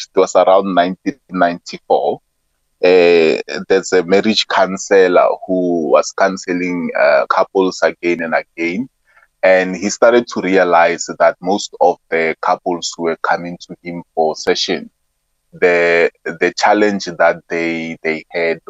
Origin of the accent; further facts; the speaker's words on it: Soshanguve, Gauteng, South Africa; I'm from Sosha